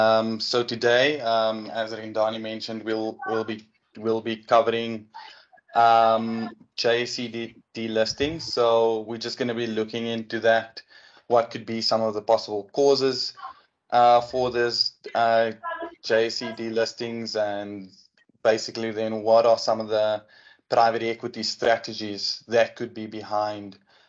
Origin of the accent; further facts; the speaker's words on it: Port Elizabeth, Eastern Cape, South Africa; also born or lived in Johannesburg; I'm from Tabega, Port Elizabeth, as it was known.